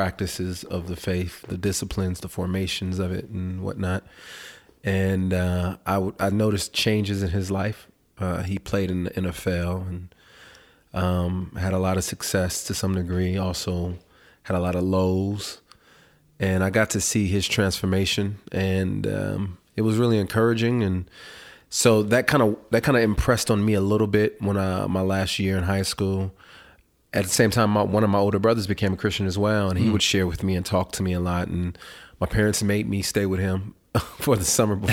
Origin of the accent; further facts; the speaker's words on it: California, United States; I grew up in California